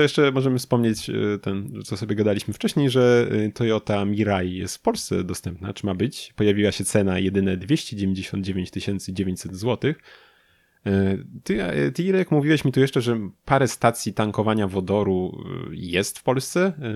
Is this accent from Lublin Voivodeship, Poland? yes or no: yes; Lublin, Lublin Voivodeship, Poland; u nas w Lublinie